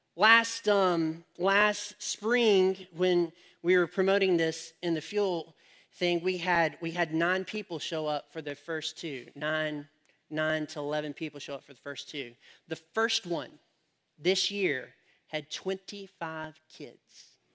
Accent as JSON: {"language": "English", "country": "United States", "said": "I'm an American"}